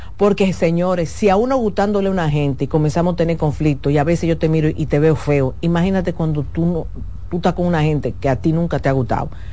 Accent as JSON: {"language": "Spanish", "country": "Dominican Republic", "said": "como los dominicanos entendemos"}